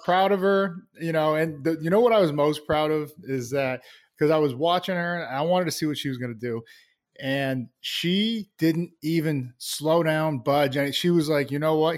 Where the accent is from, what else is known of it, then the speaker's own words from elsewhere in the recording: Plainville, Massachusetts, United States; I loved growing up there. Uh, small town, Plainville, Massachusetts.